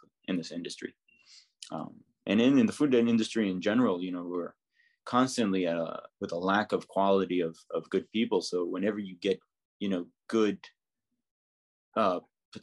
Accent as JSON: {"language": "English", "town": "Jerusalem", "region": "Jerusalem District", "country": "Israel", "tie": "born or raised there", "moved": "as an adult", "lives_now": "New York, United States", "said": "I'm from Jerusalem. So I was born in Jerusalem and then spent almost my entire life there until I moved here"}